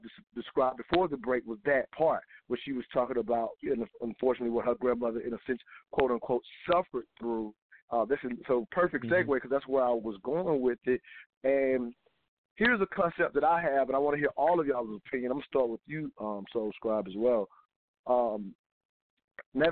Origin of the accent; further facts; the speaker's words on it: the South, United States; growing up in the South